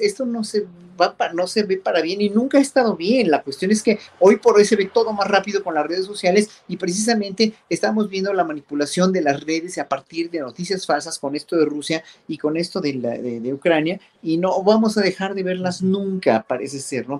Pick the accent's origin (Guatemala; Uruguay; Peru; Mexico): Mexico; como pueblo mexicano